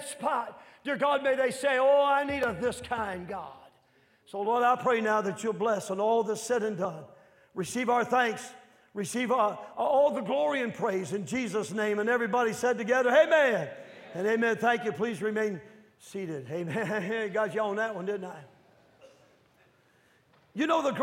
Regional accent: northern Midwest, United States; I'm from the north, and I'm from the Midwest northern part

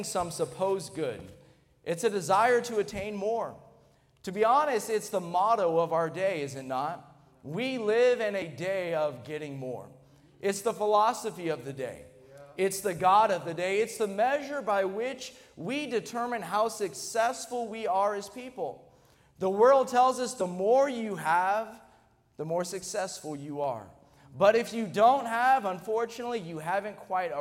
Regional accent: United States; we're an American

